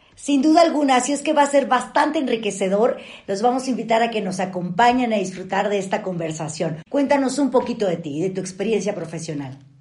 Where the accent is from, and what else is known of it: Mexico